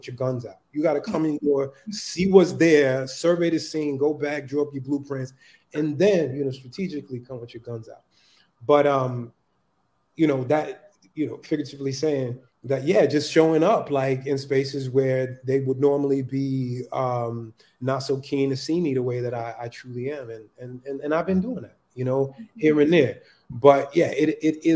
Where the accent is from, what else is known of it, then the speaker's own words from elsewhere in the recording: New York City, New York, United States; also born or lived in North Carolina; growing up in Harlem in the you know, 80s, 90s